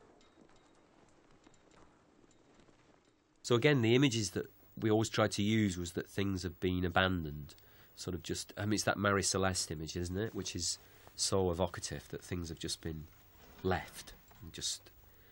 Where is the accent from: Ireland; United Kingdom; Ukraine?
United Kingdom; Manchester, North West England; that's my hometown, Manchester